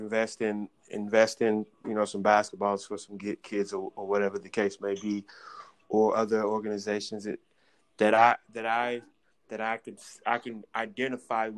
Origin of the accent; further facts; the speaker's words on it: the Bible Belt, the South, United States; I was raised in the Bible Belt